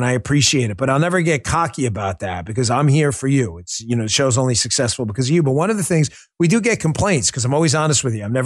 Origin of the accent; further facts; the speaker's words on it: New York, United States; I grew up in New York